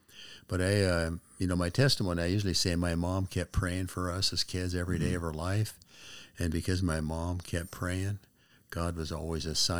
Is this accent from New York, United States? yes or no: no; Spokane, Washington, United States; also born or lived in Texas; And so from second grade on, Spokane has been my home, my hometown.